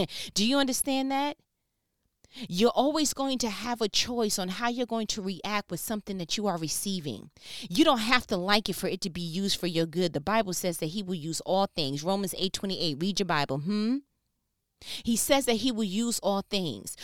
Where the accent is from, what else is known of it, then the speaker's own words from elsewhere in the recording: New York, United States; I'm from New York